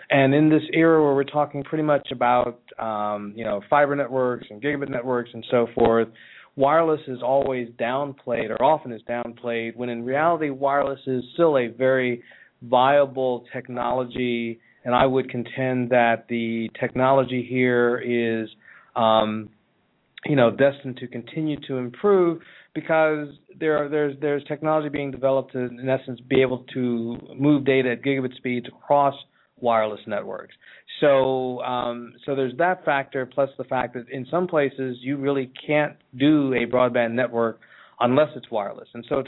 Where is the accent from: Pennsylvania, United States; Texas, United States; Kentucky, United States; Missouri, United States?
Pennsylvania, United States; Johnstown; moved away; also born or lived in Philadelphia, Pennsylvania; I'm actually from this part of the world. I was born in Philly, but I spent time in small town America at its finest, this little place in the western part of Pennsylvania called Johnstown. It's in Cambria County in western Pennsylvania.